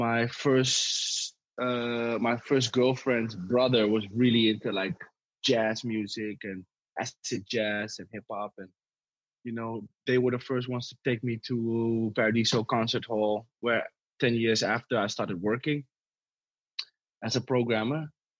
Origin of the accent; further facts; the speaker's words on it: Amsterdam, North Holland, Netherlands; I live in the West. I was brought up in the West. I live in the West right now.